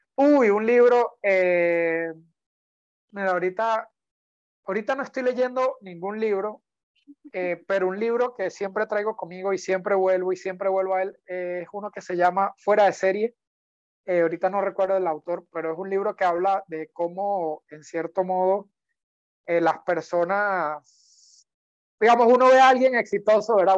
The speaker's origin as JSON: {"language": "Spanish", "country": "Venezuela", "also_born_or_lived": "Panama", "moved": "yes", "lives_now": "Costa Rica", "said": "volver a competir por Venezuela."}